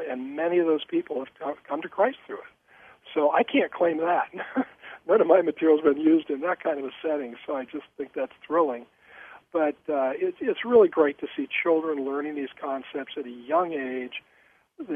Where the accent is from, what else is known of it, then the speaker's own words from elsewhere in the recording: Billings, Montana, United States; Born and raised in Billings, Montana.